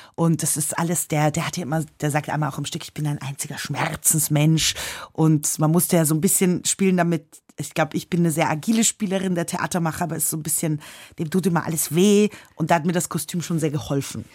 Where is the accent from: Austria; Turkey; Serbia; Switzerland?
Austria; also born or lived in London; als Österreicherin